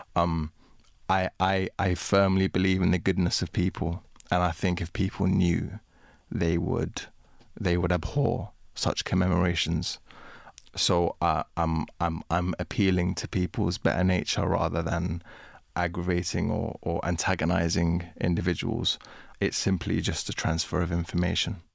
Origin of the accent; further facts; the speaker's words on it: United Kingdom; I grew up in Britain. Um, I consider myself to be British. I am a migrant